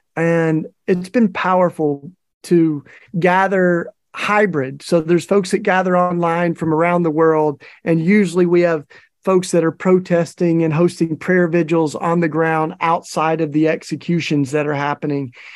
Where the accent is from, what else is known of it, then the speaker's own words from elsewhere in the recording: Tennessee, United States; in Tennessee, my home state